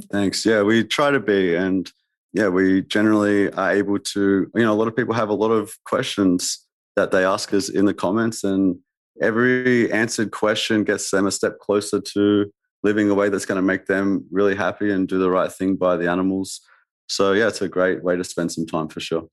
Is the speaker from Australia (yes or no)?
yes; Australia; I'm saying that from Australia. I'm, we're not very cultural really in Australia